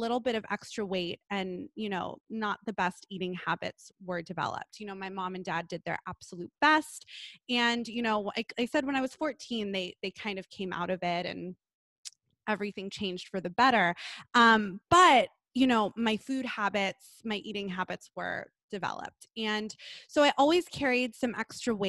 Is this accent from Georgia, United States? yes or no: no; Los Angeles, California, United States; I grew up in Los Angeles in Southern California